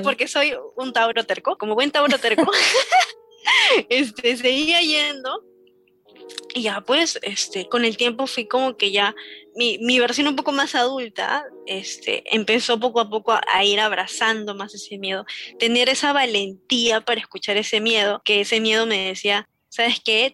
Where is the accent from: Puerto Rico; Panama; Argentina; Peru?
Peru; en Perú, porque yo soy de Perú